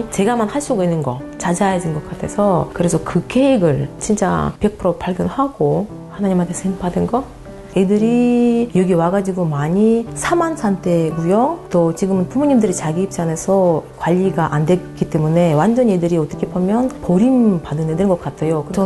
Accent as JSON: {"language": "Korean", "country": "Uzbekistan", "tie": "born or raised there", "also_born_or_lived": "Kazakhstan", "second_language": "Korean", "moved": "as an adult", "lives_now": "Gyeongju, South Korea", "said": "태어나가지고 25살까지 살다가 아, 카자흐스탄으로 이사하고"}